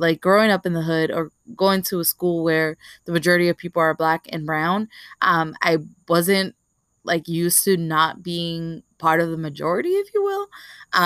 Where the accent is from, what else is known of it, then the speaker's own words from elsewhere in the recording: New York City, New York, United States; growing up in Marcy Projects, I was always surrounded by Black and Latinos